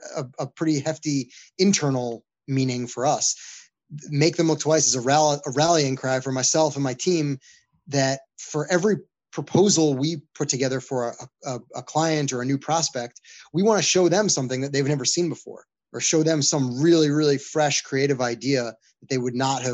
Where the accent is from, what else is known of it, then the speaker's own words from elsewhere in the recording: New York, United States; my hometown in New York